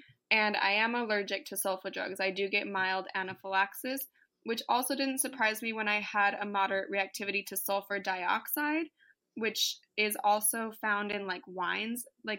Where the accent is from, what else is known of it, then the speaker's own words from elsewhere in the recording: Virginia, United States; also born or lived in Tennessee; now in San Diego, United States; But my family lives in the Midwest, and I grew up in Virginia and Tennessee, and I didn't even get bit back when I lived over there.